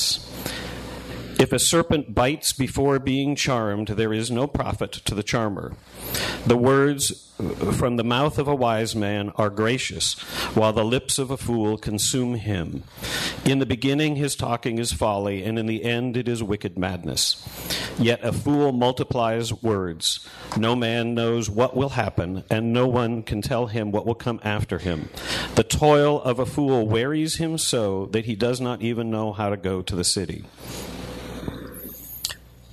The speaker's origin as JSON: {"language": "English", "region": "Northeast", "country": "United States", "tie": "born or raised there", "said": "I grew up in the Northeast"}